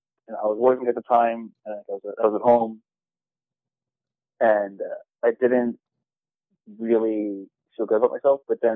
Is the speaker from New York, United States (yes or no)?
yes; New York, United States; also born or lived in New Jersey; I was born in Jersey, and I moved to New York when I was about 1 year old. So